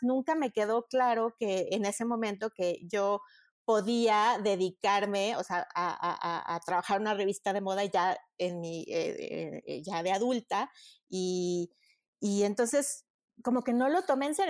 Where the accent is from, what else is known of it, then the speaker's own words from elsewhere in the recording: Mexico; also born or lived in Madrid, Spain; yo tenía muy claro que sí quería regresar a México.